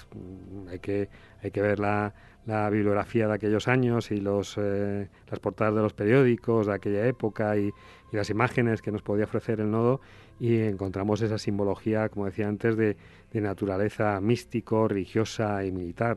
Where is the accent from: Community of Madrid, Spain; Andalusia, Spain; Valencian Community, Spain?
Community of Madrid, Spain; Madrid; A los que somos de Madrid